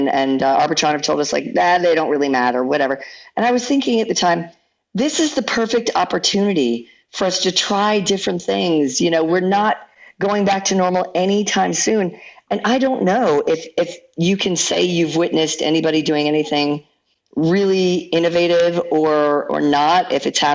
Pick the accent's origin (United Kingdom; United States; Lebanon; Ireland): United States; Seattle, Washington; Seattle, actually, which is my hometown